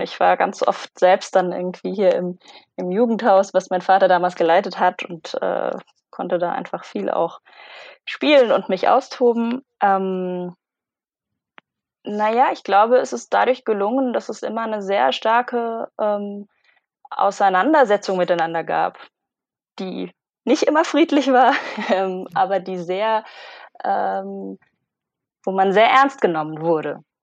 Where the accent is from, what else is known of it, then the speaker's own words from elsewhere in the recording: Konstanz, Baden-Württemberg, Germany; moved away as an adult; also born or lived in Palermo, Sicily; ich bin aufgewachsen in Konstanz am Bodensee